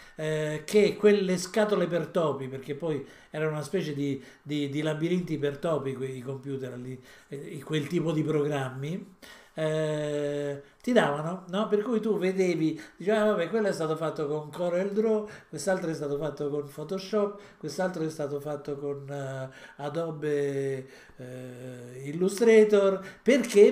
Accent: Italy; siamo nati in Italia

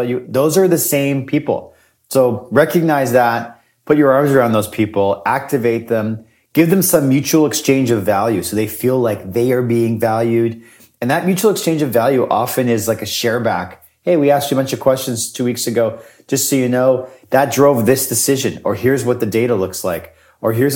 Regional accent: Winnipeg, Manitoba, Canada; I am from Winnipeg

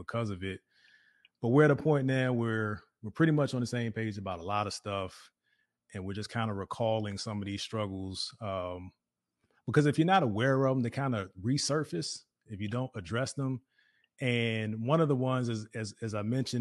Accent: Virginia, United States; now in Dallas-Fort Worth, United States; So we're from Virginia too, yeah. And we're now in the Dallas-Fort Worth area of Texas

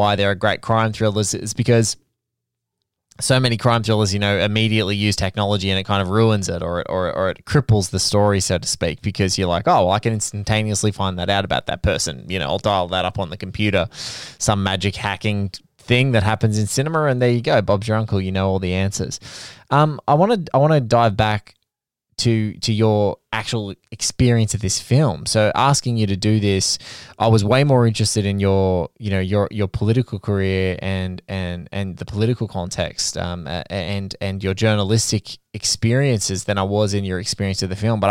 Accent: Sydney, New South Wales, Australia; I'm seeing it in my hometown

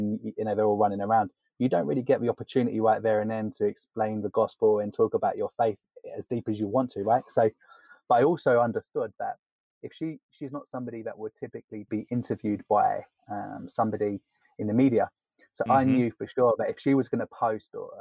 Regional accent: London, United Kingdom; accent: posh English; I come from England, originally born and raised in London. That's where the posh English accent comes from.

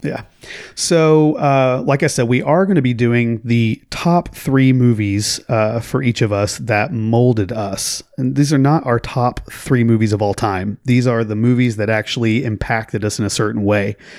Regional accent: Oklahoma, United States; growing up in Oklahoma

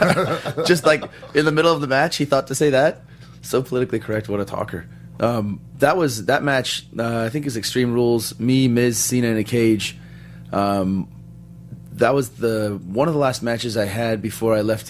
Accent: Palos Verdes, California, United States; I'm from Palos Verdes. Right. I went to high school up not too far from here.

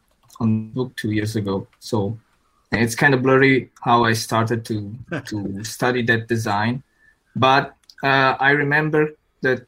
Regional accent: Italy; also born or lived in Milan; I'm from Italy, so I'm in Milan

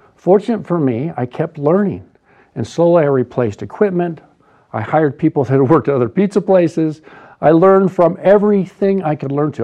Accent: Boise, Idaho, United States; I was raised in Boise

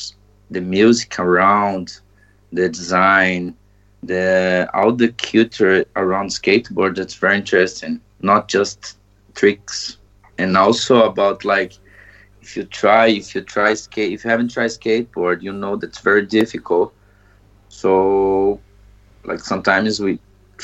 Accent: Brazil; English is a second language; also born or lived in Maringá, Paraná, Brazil; now in Iceland; I'm from Brazil and currently live in Iceland.

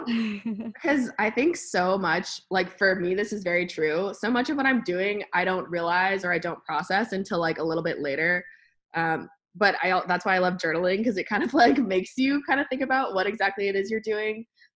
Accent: Alaska, United States; because I was from Alaska and I knew, I was like 12 or whatever, but I knew that the things that people did in Alaska were just cooler.

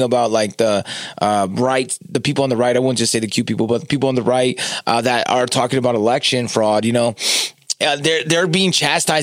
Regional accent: California, United States; I'm from California. We have Carl's Jr.

